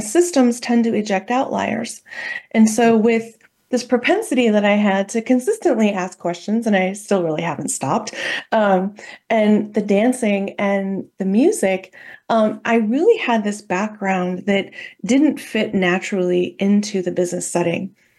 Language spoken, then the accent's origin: English; Midwest, United States; I grew up in the Midwest, uh, in a very, pretty small town